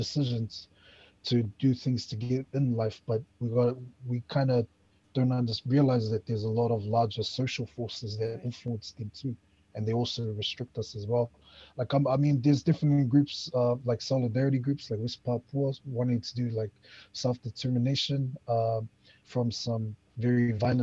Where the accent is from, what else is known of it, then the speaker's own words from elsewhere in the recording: Auckland, New Zealand; moved away as an adult; also born or lived in Flat Bush; now in Waikato, New Zealand; born and bred in Manurewa, South Auckland